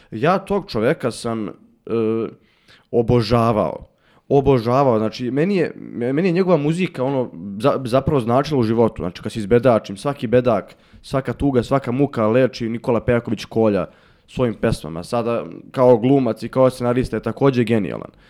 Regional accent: Bukovik, Šumadija, Serbia; ja sam iz, iz Bukovika

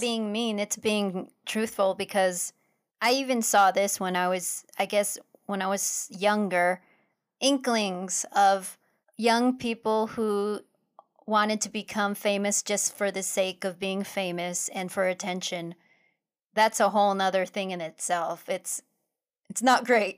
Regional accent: Philippines; us being Filipino

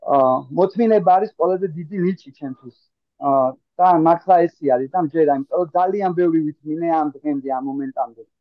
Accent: Tbilisi, Georgia; moved away as an adult; also born or lived in Kartli / Kakheti; now in Barcelona, Spain; ქართლიდან ვარ, მაჩაბელი. აა დედულეთ იმა კახეთში. თუმცა აა თეოლოგიური თბილისელი ბიჭი ვარ, რომელიც აა თავი დროზე სკოლაში სწავლობდა, ყველაფერი თბილისური გავლილი აქვს

